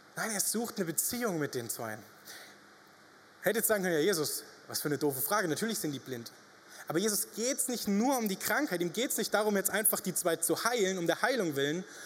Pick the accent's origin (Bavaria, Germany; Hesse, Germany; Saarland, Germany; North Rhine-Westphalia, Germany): Bavaria, Germany; Upper Franconia; moved away as an adult; now in Reutlingen, Germany; wir kommen ja aus Oberfranken